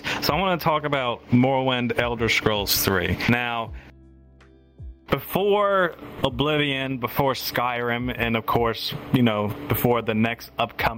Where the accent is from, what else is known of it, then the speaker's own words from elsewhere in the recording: United States; as American children